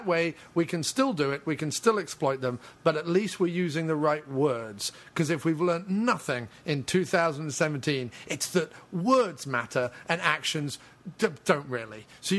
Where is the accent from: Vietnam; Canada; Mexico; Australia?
Mexico; Just like we used to do it when I grew up in Mexico.